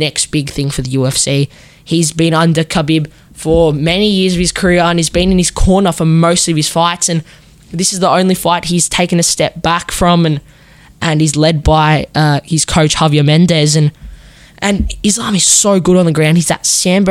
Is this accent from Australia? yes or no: yes; Australia; I'm an Aussie